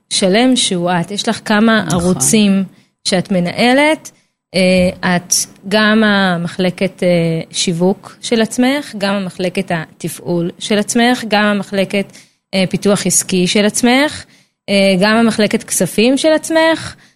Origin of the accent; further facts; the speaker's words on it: Petah Tikva, Central District, Israel; now in Karkur, Israel; שתינו מפתח תקווה